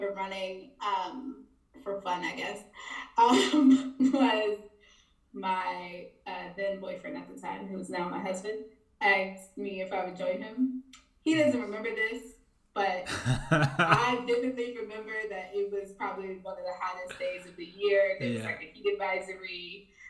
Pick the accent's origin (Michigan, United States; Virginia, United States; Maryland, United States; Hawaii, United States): Maryland, United States; Prince George's County; moved away as an adult; also born or lived in New York City / upstate New York; now in London, United Kingdom; I am originally from Maryland in the U.S., Prince George's County, to be exact